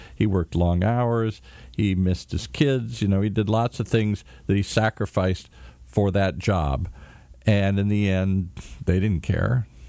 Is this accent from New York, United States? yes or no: no; Michigan, United States; moved away; I come from Michigan, Amway